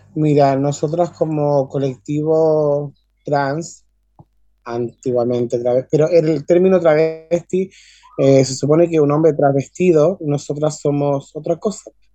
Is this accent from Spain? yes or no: no; Maipú, Santiago Metropolitan Region, Chile; soy nacida y criada en Maipú, o sea, soy de la comuna